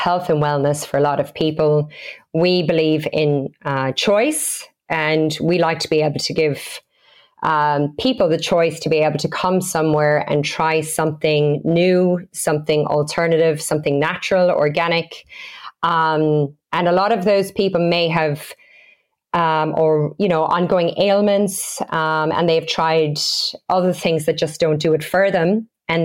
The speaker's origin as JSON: {"language": "English", "country": "Australia", "moved": "as an adult", "lives_now": "Galway, Ireland", "said": "We came from Australia just 2.5 years ago, and we opened our first store in Galway City in November 2018."}